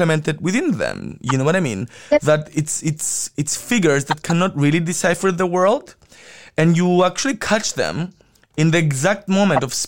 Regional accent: Cyprus; growing up in Cyprus

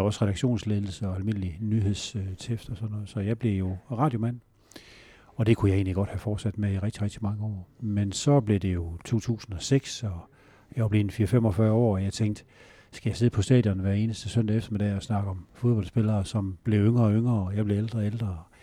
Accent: Northwest Jutland, Struer and Holstebro area, Central Denmark Region, Denmark; moved away; also born or lived in Aarhus; Jeg kommer fra Nordvestjylland, Struer og Holstebro-området

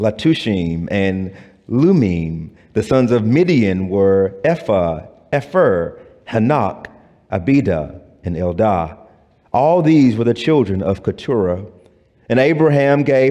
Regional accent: the South, United States; if you grow up in the South like I did

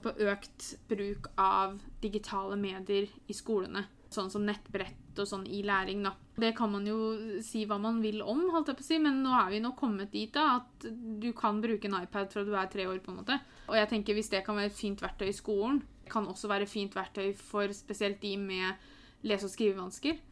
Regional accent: Norway; Jeg er født i Norge, jeg har norske foreldre.

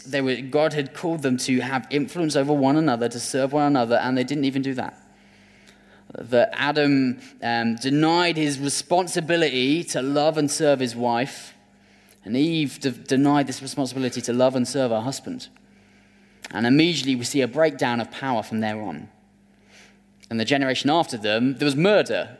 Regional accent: United Kingdom; as British people

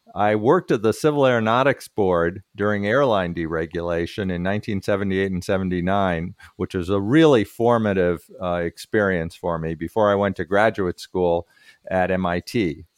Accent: Berkeley, California, United States; also born or lived in Minnesota / Massachusetts; I grew up in Berkeley

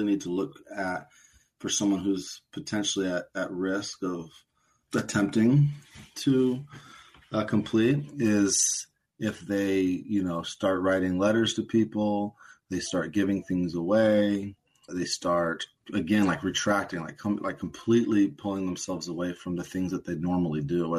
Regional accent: Portland, United States; I was born and raised in Portland.

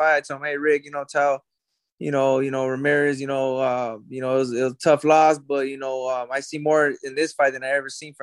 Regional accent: South El Monte, California, United States; I grew up in South Almani

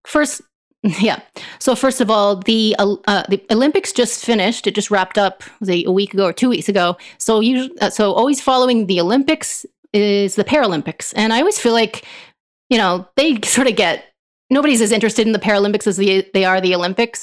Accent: Canada; as a Canadian

